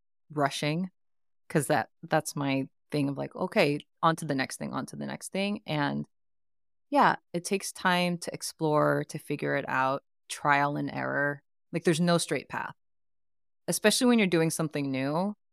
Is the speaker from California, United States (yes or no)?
yes; Oakland, California, United States; also born or lived in Philippines; I grew up in the East Bay.